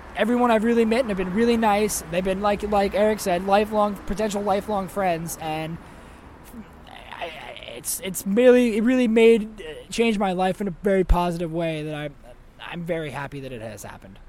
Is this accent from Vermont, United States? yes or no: no; Santa Cruz, California, United States; I'm uh, from Santa Cruz, California.